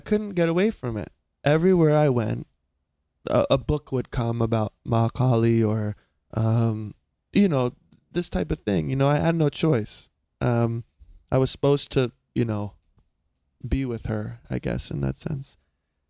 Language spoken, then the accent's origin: English; South Carolina, United States; moved away; also born or lived in Laguna Beach, California; I'm from a small, small town in South Carolina